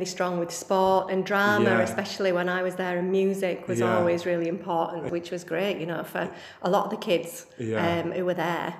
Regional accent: Bradford, Yorkshire and the Humber, United Kingdom; I'm from Bradford

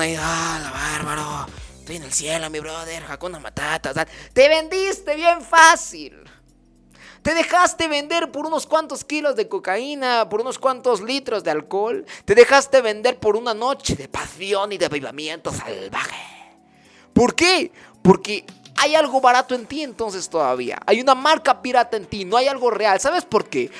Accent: Chiapas, Mexico; aquí en Chiapas, y que soy chiapaneco de corazón, de verdad, me corre chipilín en las venas

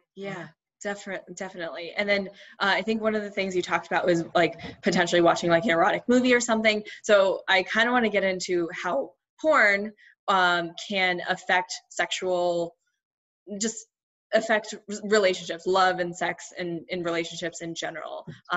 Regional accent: United States; I grew up also in the States, but um, with um, Indian parents

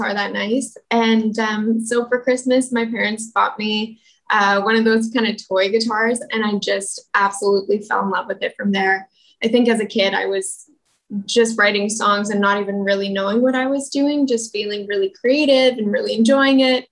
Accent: Calgary, Alberta, Canada; moved away; also born or lived in Toronto; I was born and raised in Calgary, Alberta

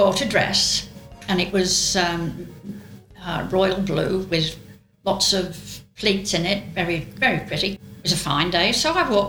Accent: North West England, United Kingdom; accent: Lancashire; they sent me to elocution lessons so that I would lose my Lancashire

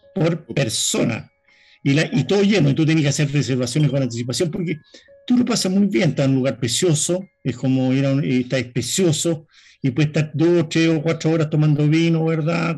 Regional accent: Chile; yo soy chileno

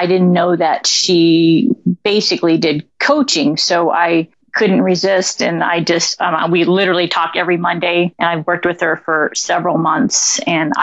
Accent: Santa Barbara, California, United States; moved away as an adult; now in Los Angeles, United States; I'm from Santa Barbara, a faraway land from LA. So not exactly too far. But I moved here 10 years ago

